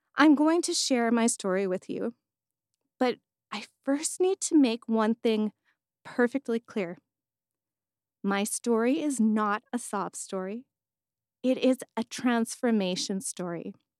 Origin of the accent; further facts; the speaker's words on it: Edmonton, Alberta, Canada; I was born and raised in Edmonton, Alberta